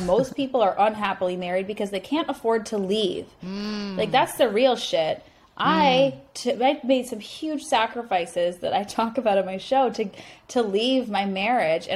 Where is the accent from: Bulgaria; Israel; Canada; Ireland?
Canada; moved away as an adult; now in United States; I'm Canadian